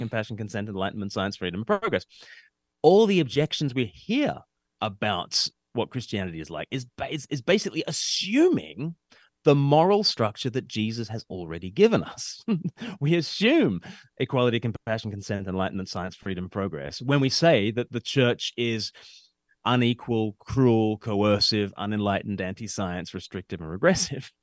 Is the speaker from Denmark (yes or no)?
no; Sydney, New South Wales, Australia; now in United Kingdom; I grew up in Australia and I've, I live in the U K now